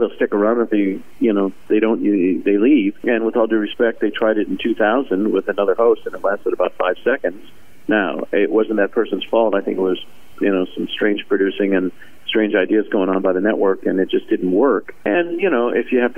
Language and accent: English; Indiana, United States; I grew up in Indiana